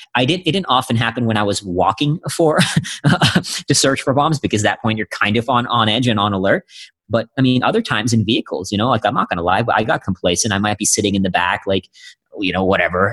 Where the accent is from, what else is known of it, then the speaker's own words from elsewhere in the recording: India; now in United States; I'm originally from India. Yeah, I was born in India